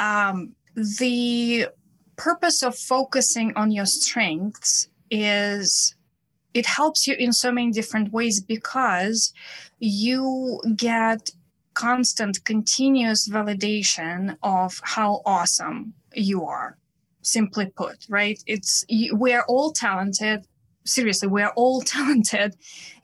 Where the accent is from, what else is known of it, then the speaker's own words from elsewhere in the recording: Saint Petersburg, Russia; accent: Russian; English is a second language; also born or lived in Prague / Vienna / San Francisco Bay Area; now in New York City, United States; I am originally from Russia, as you can probably hear by my accent, from St. Petersburg, Russia.